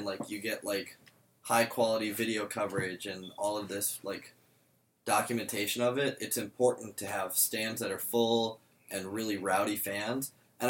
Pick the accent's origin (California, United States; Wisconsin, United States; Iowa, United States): Wisconsin, United States; Madison; I'm from Madison.